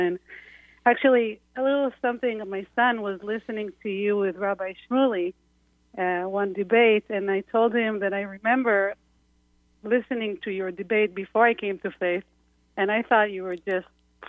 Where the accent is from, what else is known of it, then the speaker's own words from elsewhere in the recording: Israel; growing up in Israel, and also I spent many years in Chabad.